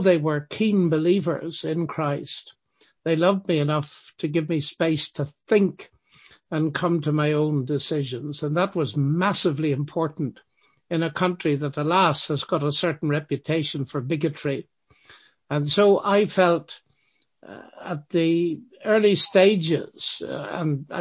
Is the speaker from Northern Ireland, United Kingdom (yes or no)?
yes; Northern Ireland, United Kingdom; I grew up in Northern Ireland, as my accent will tell you very rapidly